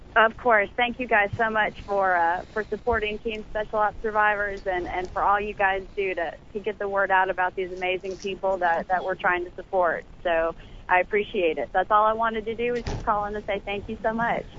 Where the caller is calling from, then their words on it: Destin, Florida, United States; I am calling from Destin, Florida